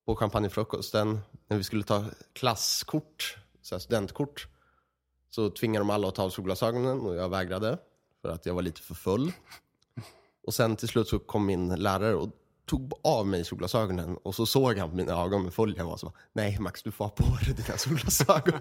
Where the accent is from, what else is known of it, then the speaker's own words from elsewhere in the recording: Örebro, Örebro County, Sweden; i Örebro, där vi kommer ifrån